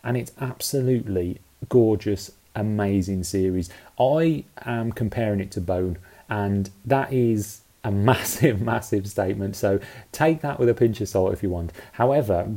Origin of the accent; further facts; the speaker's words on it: United Kingdom; as you can tell by my accent, I grew up in the UK.